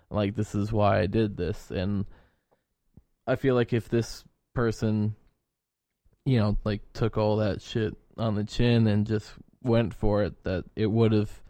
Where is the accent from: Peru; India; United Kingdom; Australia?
United Kingdom; Yorkshire and the Humber; As a Yorkshire man, I said no.